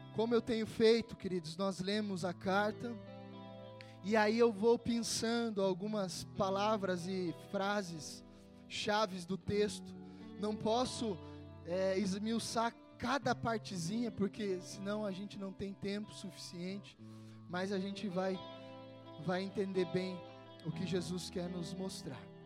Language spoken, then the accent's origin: Portuguese; Brazil